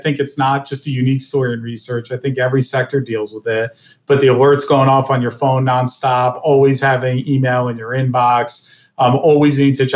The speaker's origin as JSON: {"language": "English", "region": "New Jersey", "country": "United States", "tie": "born or raised there", "moved": "yes", "lives_now": "Cleveland, United States", "said": "I grew up in New Jersey"}